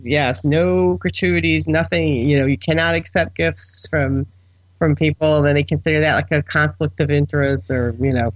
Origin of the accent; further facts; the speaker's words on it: Buffalo, New York, United States; I'm the only person from a large metropolitan area that has no interest in baseball because I'm from Buffalo